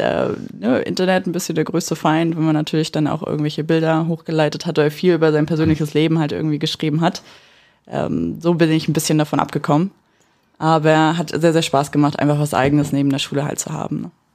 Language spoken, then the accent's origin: German; Mecklenburg-Vorpommern, Germany; moved away as an adult; now in Berlin, Germany; wir sind aus Mecklenburg ursprünglich. Äh, ich persönlich wohne in Berlin, bin 2018 nach Berlin gezogen